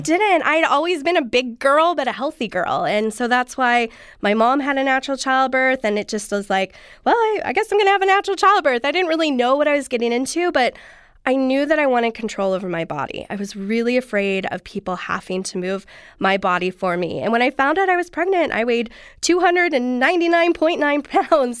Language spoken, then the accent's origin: English; Southern California, United States; I grew up here, actually, in Southern California